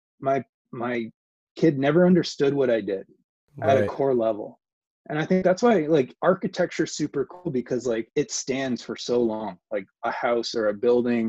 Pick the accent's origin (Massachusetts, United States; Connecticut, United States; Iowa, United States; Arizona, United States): Connecticut, United States; Weston; moved away; also born or lived in California; growing up in Southern Connecticut